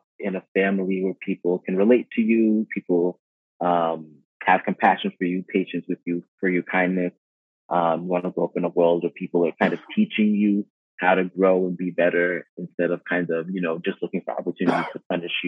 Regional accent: United States; I'm Haitian American. I'm very proud of my Haitian heritage. My parents were born and raised in Haiti. I was born and raised in the U.S.

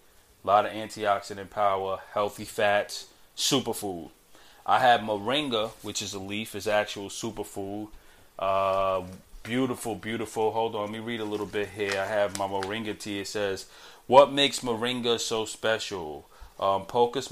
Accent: New York City, New York, United States; I'm a kid from Brooklyn

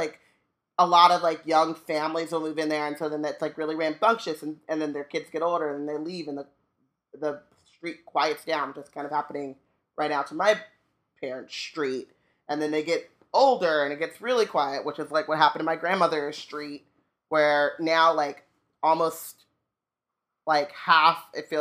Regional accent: Orange County, California, United States; growing up in Orange County

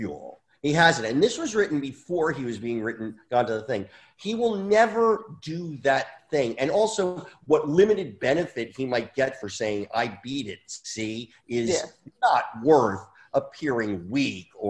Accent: United States; as an American

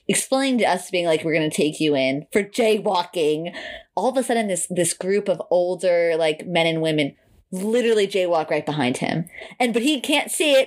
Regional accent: New York, United States; we're from New York

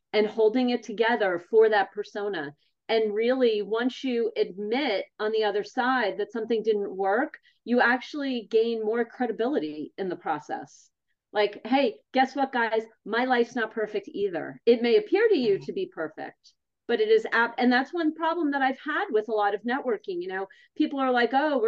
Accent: East Brunswick, New Jersey, United States; I grew up in East Brunswick, New Jersey with New Yorker parents who raised me.

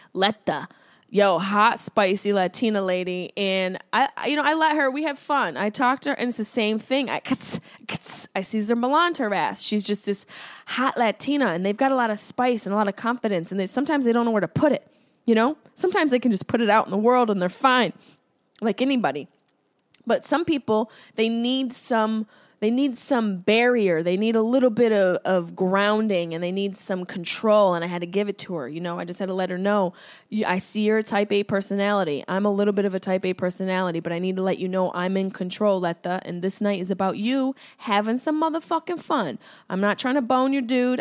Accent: Syracuse, New York, United States; That's my hometown

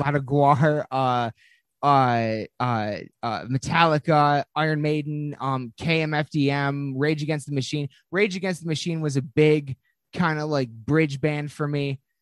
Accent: Lansing, Michigan, United States; we are from Lansing, Michigan.

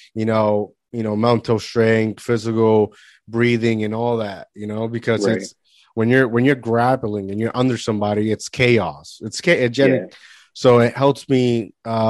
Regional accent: Puerto Rico; moved away; I grew up in the Caribbean in Puerto Rico

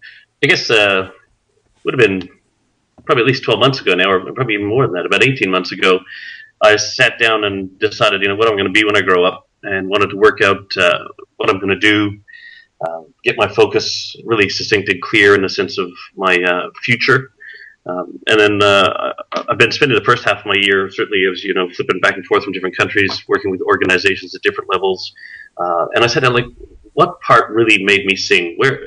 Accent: Canada; born there; moved away; also born or lived in Australia / New Guinea; My folks actually, as I'm Canadian born, moved to Australia in 81, and I moved with them. But long story short, flipped back and forth between Australia, Canada, New Guinea.

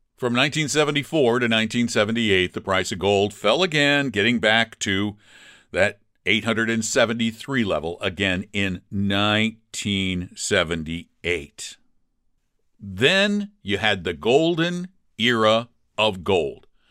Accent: Colorado, United States; I'm from Colorado

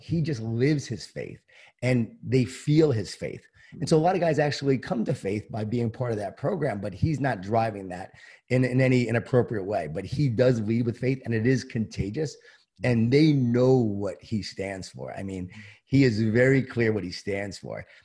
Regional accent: Long Island, New York, United States; born or raised there

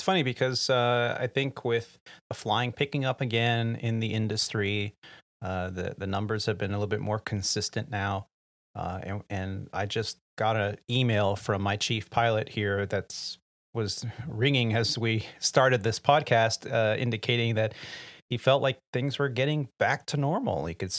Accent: California, United States; Yeah, sorry. We're from California. So, 62 degrees, and my family's all wearing hoodies and beanies.

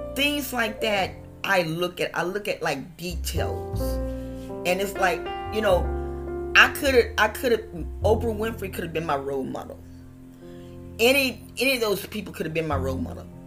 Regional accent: West Virginia, United States; I was born in West Virginia

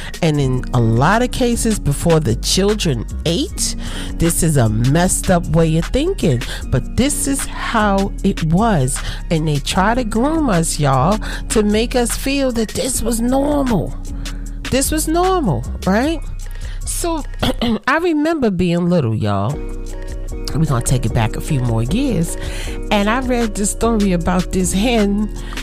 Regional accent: United States; I'm African American

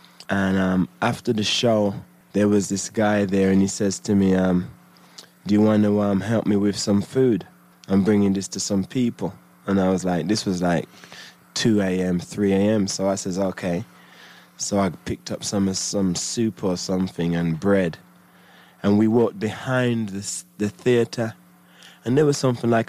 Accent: United Kingdom; And then when I got my record deal as a British MC

